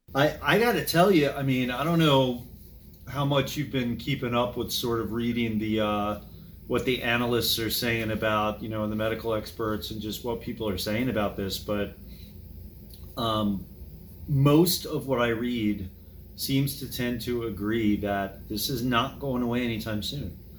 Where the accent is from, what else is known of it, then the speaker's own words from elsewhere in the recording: Berwyn Heights, Maryland, United States; now in Gaithersburg, United States; I grew up in Berwyn Heights, and it was a good place to grow up at the time